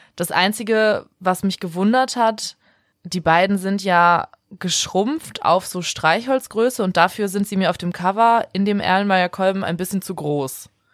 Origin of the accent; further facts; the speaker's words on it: Bremen, Germany; weil ich ja auch in Bremen groß geworden bin